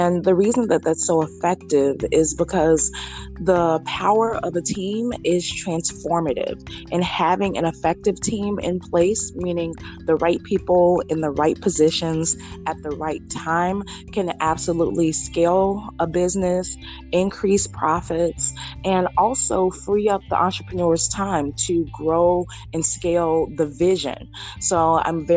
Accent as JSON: {"language": "English", "town": "Chicago", "region": "Illinois", "country": "United States", "tie": "born or raised there", "said": "greetings from Chicago, Illinois. That's my hometown, and that's where I'm from"}